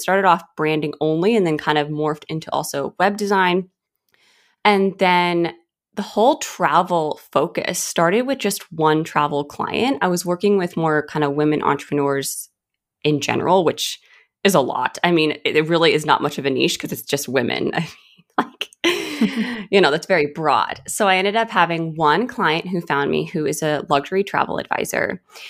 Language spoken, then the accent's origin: English; Atlanta, Georgia, United States; also born or lived in California, United States; So I'm originally from California. And then my family moved to Atlanta, Georgia, which is where I mainly grew up.